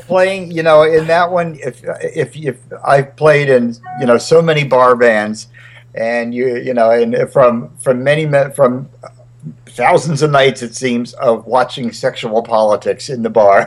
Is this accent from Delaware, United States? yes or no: yes; Wilmington, Delaware, United States; also born or lived in Charlottesville, Virginia / Nashville, Tennessee; now in Montclair, United States; I moved, uh, and I grew up really in Delaware, Wilmington, Delaware.